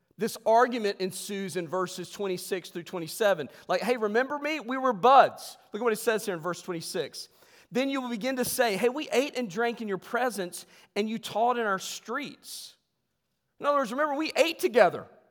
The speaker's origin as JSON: {"language": "English", "region": "West Virginia", "country": "United States", "said": "I'm from West Virginia"}